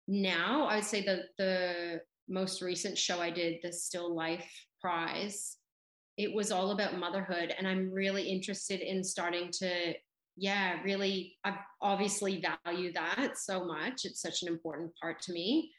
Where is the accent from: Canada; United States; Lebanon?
Canada; now in Australia; because I grew up in Canada and then I moved to Australia